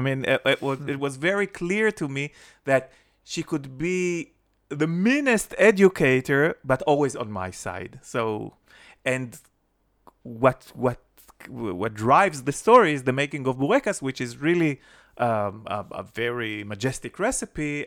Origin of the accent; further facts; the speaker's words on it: Jerusalem, Jerusalem District, Israel; When I was growing up in Jerusalem, it was before the Six Day War.